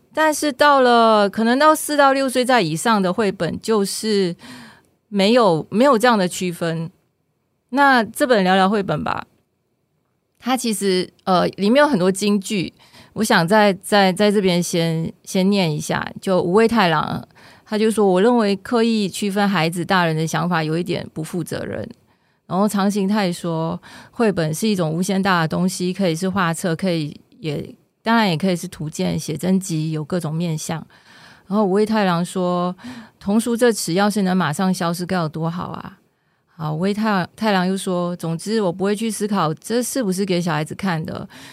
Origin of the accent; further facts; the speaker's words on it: Malaysia; now in Taiwan; 因为我的故乡是，我故乡不在台湾嘛，我故乡是马来西亚